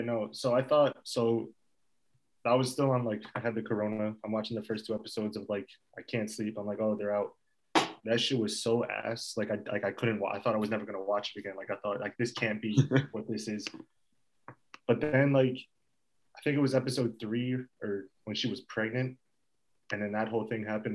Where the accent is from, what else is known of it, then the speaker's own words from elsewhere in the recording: Fair Lawn, New Jersey, United States; I'm from Fairlawn. I've in Ditmar since pre-K.